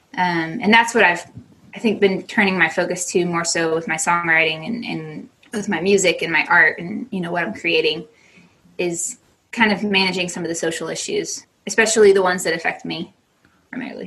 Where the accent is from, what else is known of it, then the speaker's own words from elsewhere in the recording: United States; moved away as an adult; as an American